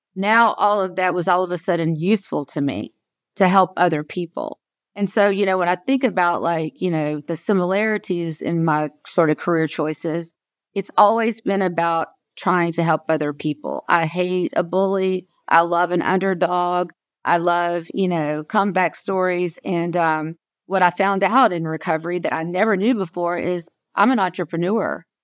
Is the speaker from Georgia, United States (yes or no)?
yes; South Georgia, United States; I was born and raised in South Georgia